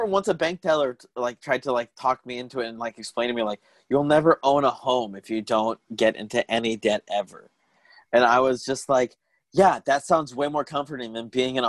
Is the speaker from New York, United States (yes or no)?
no; Tucson, Arizona, United States; I grew up in Arizona